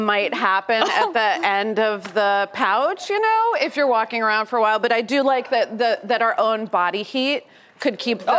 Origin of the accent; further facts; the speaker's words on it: New York City, New York, United States; So I'm a New Yorker